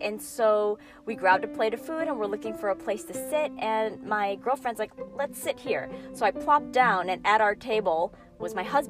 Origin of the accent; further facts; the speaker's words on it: Chicago, Illinois, United States; moved away as an adult; now in California, United States; I actually grew up in the Midwest.